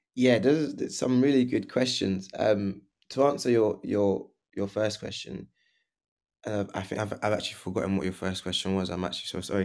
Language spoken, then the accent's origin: English; London, United Kingdom; also born or lived in Portugal / Leeds; we grew, I grew up, um, originally from, in northwest London